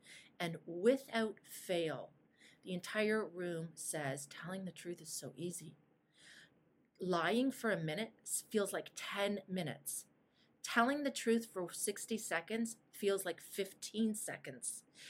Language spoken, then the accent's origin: English; Toronto, Ontario, Canada; born there; I live in Green Bank. I'm married to Aaron. My daughter's name Madeline and Julia. I was born in Toronto.